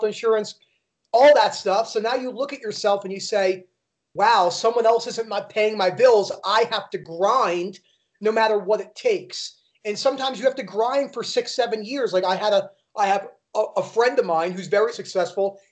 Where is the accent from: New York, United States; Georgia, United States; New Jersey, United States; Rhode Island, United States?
New Jersey, United States; also born or lived in Florida; now in Colorado Springs, United States; I was born and raised in New Jersey outside of Manhattan.